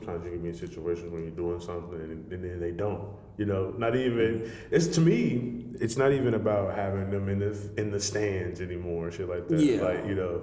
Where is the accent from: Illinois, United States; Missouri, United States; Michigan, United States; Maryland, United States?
Illinois, United States; Chicago; I'm from Chicago, the city